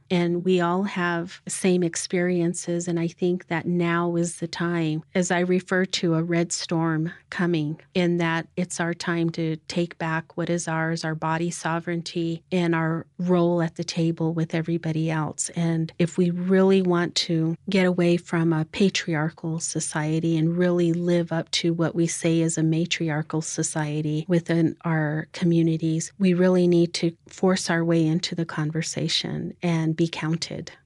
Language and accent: English; Mescalero Apache tribe, New Mexico, United States; now in Pueblo of Laguna, United States; I am also from the Mescalero Apache tribe, but I live out at the Pueblo of Laguna